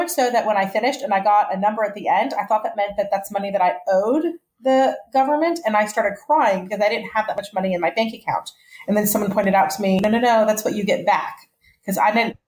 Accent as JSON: {"language": "English", "town": "Atlanta", "region": "Georgia", "country": "United States", "tie": "born or raised there", "also_born_or_lived": "Dallas, Texas / Boston / New York", "said": "I was born in Dallas, moved to Atlanta with my family when I was 10, went to college in Boston at Brandeis University, came back to Atlanta"}